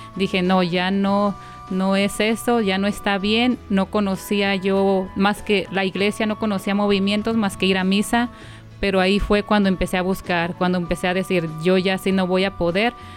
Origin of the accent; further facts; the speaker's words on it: Guadalajara, Jalisco, Mexico; moved away; yo soy de Guadalajara